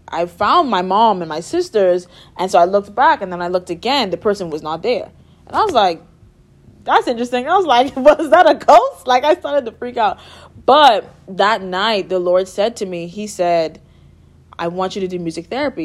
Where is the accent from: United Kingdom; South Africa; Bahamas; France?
Bahamas; Nassau, New Providence; moved away as an adult; I'm from Nassau, Bahamas